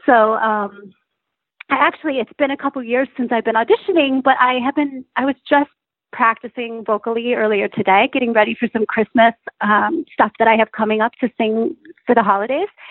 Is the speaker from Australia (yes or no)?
no; Chelsea, Michigan, United States; I grew up in Chelsea, Michigan, which is actually a very artistic community